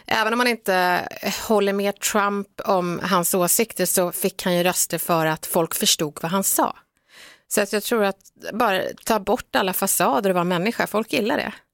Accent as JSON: {"language": "Swedish", "town": "Stockholm", "region": "Stockholm County", "country": "Sweden", "tie": "born or raised there", "first_language": "Swedish", "said": "Jag är uppväxt i, i Bredäng eh, med en brasiliansk mamma som kom hit 1976 och en svensk pappa."}